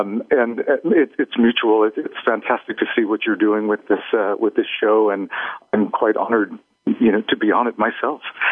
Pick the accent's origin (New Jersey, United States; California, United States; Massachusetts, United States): California, United States; Oakland; moved away as an adult; also born or lived in Sydney, Australia / Europe; now in New York City, United States; born and raised in Oakland